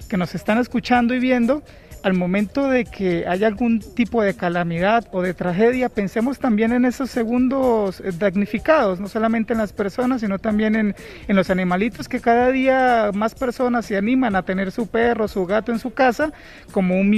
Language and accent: Spanish; Florencia, Caquetá, Colombia; moved away as an adult; now in Honduras; Soy de Florencia, Caquetá, eso queda al sur de Colombia, es Amazonía colombiana.